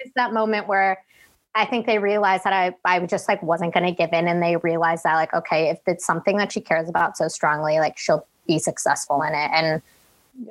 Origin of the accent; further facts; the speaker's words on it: Woodridge, Illinois, United States; moved away; I was born and raised in Chicago, Illinois, in the suburbs specifically